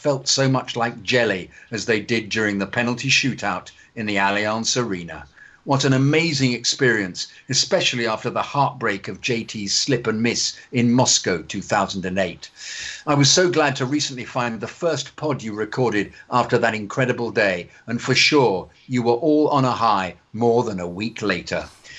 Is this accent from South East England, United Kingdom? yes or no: no; Wales, United Kingdom; moved away; I grew up in North Wales and actually lived six houses down from John Neal